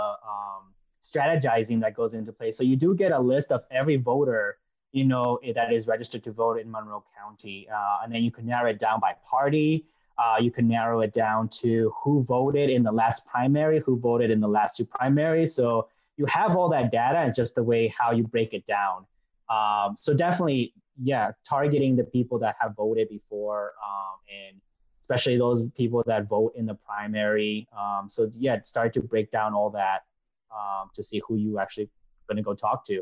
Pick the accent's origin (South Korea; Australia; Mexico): Mexico; now in United States; I was born in Mexico